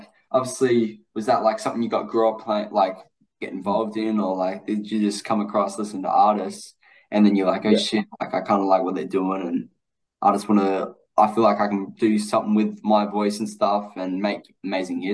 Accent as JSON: {"language": "English", "country": "Australia", "said": "Aussie white guy"}